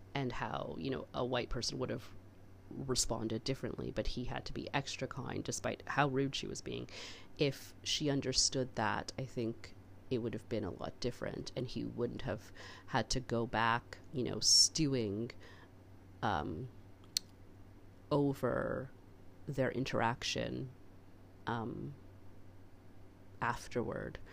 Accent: Canada; I'm so Canadian

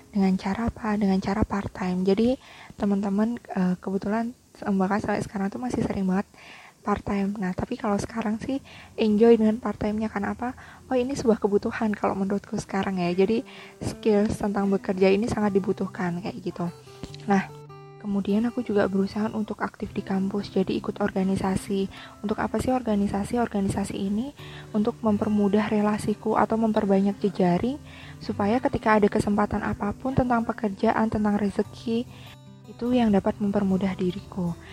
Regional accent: Yogyakarta, Special Region of Yogyakarta, Indonesia; aku PP Jogja daerah asalku itu sampai PP seharian jadi berangkat kuliah pagi kemudian sore pulang ke rumah

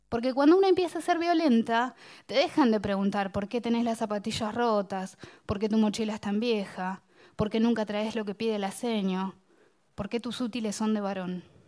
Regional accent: Bahía Blanca, Buenos Aires Province, Argentina; born or raised there

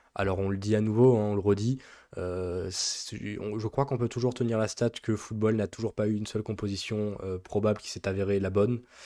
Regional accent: France; nous sommes français

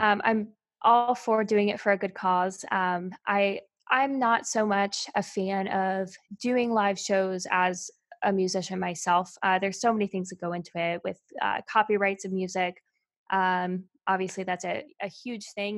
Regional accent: Albemarle, North Carolina, United States; moved away; I'm actually from Albemarle, North Carolina.

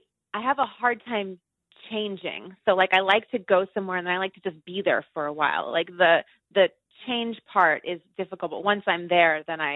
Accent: New York City, New York, United States; also born or lived in Brooklyn / Buenos Aires / British Virgin Islands; Born and raised on the Lower East Side in Manhattan

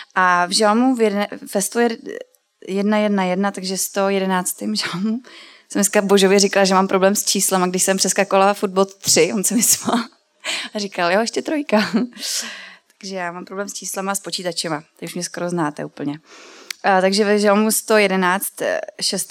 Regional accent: Brandýs nad Labem, Central Bohemian Region, Czechia; now in Milovice, Czechia; já jsem se narodila v Brandýse nad Labem, což je ve středních Čechách a teďka žiju už dlouho eh, v Milovicích

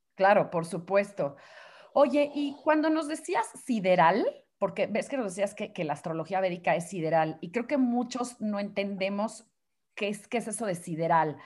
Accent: Mexico; como decimos aquí en México

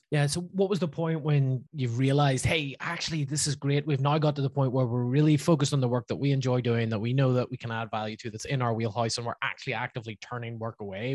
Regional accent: Belfast, Northern Ireland, United Kingdom; my hometown of Belfast

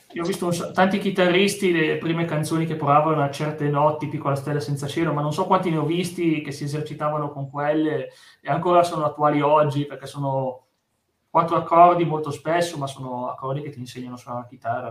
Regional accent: Piedmont, Italy; sono da Piemonte

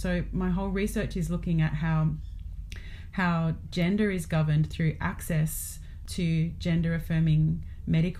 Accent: Australia; where I'm located as an Australian settler

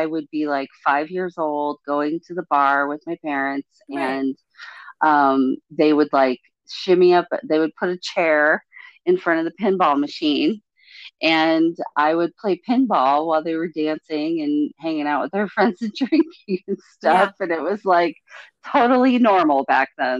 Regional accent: Palo Alto, California, United States; I grew up in Palo Alto. I grew up in Northern California

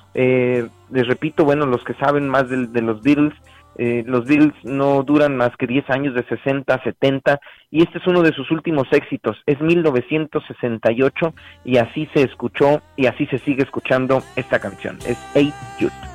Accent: Ciudad Valles, San Luis Potosí, Mexico; moved away; Ciudad Valles, mi tierra adorada

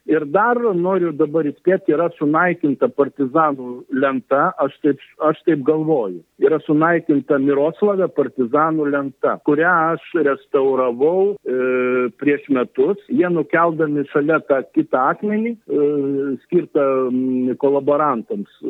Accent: Lithuania; mes lietuviai mėgstam kapinės užlaikyti, jas puoselėti

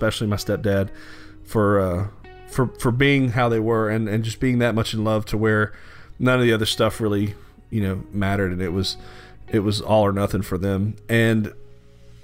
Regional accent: Louisiana, United States; growing up in Louisiana

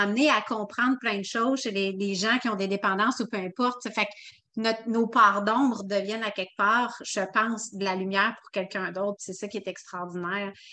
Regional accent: Quebec City, Quebec, Canada; now in Lévis, Canada; de Québec précisément, mais là, on vient de déménager à Lévis

